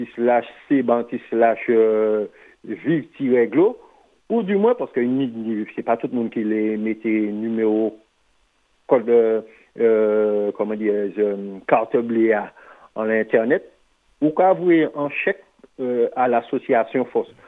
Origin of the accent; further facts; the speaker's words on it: Martinique; En tant que Martiniquais